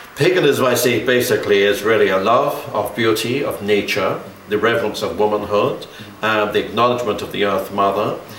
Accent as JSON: {"language": "English", "region": "London", "country": "United Kingdom", "tie": "born or raised there", "said": "I was born in Kensington, in London, oh. in 1928"}